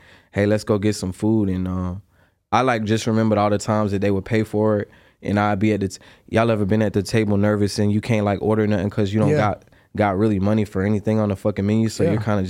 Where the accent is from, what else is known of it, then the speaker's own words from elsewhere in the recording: Durham, North Carolina, United States; I'm originally from North Carolina, a small town called Durham.